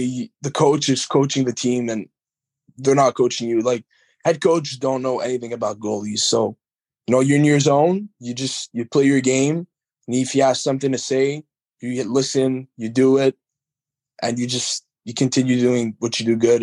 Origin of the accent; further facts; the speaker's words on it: Montreal, Quebec, Canada; now in Baie-Comeau, Canada; my hometown's Montreal